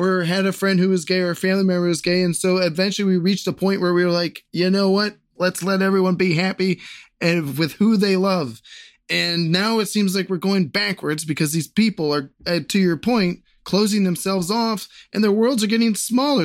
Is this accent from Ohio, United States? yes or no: yes; Bexley, Ohio, United States; moved away; the good people of Bexley, Ohio, my hometown